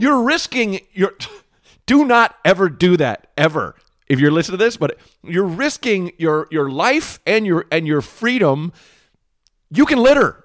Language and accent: English; Portland, United States; growing up in Portland, we were in a kind of a shitty area